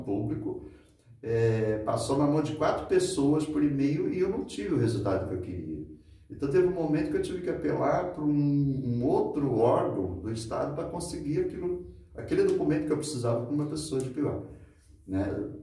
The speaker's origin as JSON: {"language": "Portuguese", "town": "Santos", "region": "São Paulo", "country": "Brazil", "tie": "born or raised there", "lives_now": "Ipiguá, Brazil", "said": "eu moro aqui em Piguá há 26 anos, nasci em Santos, meus outros 26 anos ficaram para trás"}